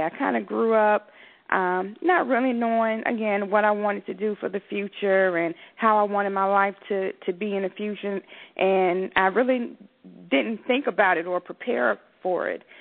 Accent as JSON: {"language": "English", "town": "Atlanta", "region": "Georgia", "country": "United States", "tie": "born or raised there", "said": "I grew up in southwest Atlanta"}